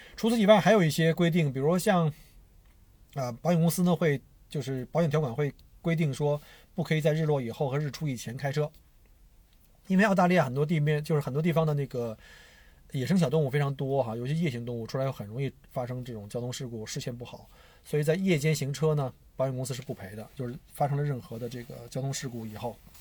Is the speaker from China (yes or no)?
yes; China; now in Australia; 我们中国人